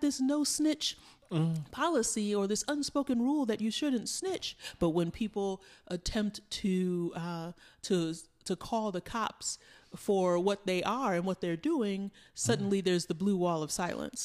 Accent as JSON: {"language": "English", "town": "New York City", "region": "New York", "country": "United States", "tie": "born or raised there", "said": "we grew up in New York City"}